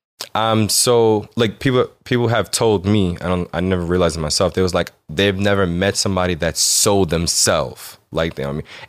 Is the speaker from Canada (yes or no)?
no; Jamaica; I am Jamaican also.